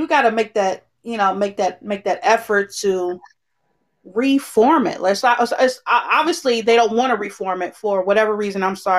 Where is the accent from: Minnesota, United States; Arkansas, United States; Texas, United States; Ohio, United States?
Ohio, United States; Cincinnati